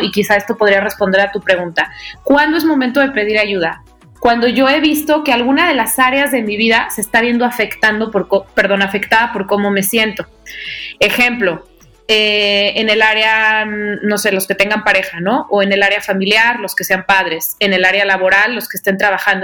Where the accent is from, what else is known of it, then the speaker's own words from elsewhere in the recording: Guadalajara, Jalisco, Mexico; now in Mexico City, Mexico; las dos somos, somos tapatías y vivimos en la Ciudad de México